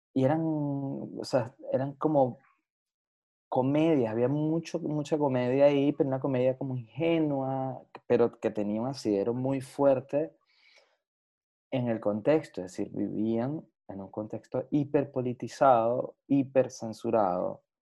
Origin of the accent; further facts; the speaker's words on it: Venezuela; como un venezolano venido de un país caribeño